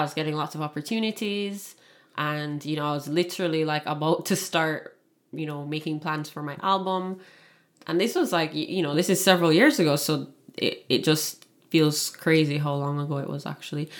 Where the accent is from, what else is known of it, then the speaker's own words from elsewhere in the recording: Kingston, Jamaica; moved away as an adult; also born or lived in Toronto, Canada; now in Niagara region, Canada; born and raised in Kingston, Jamaica, and lived there for eighteen years and then moved to Canada, Toronto, Canada, uh, when I was eighteen